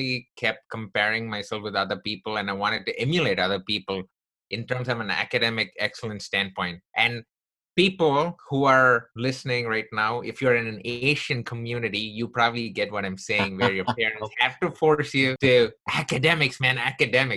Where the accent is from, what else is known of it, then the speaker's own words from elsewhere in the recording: Chennai, Tamil Nadu, India; also born or lived in Texas; now in United States; I grew up in the southern part of India from a place called Chennai.